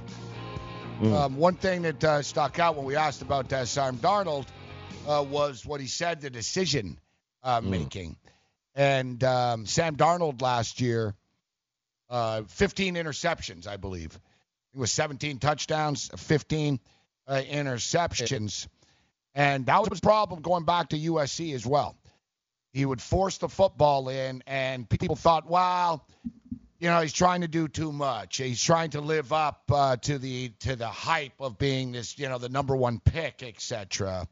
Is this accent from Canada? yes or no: yes; Montreal, Quebec, Canada; I grew up in Montreal